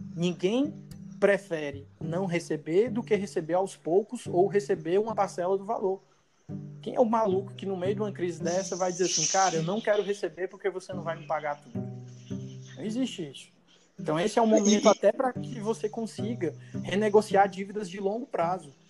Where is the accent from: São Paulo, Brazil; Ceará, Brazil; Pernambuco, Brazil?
Ceará, Brazil; Fortaleza; nós somos de Fortaleza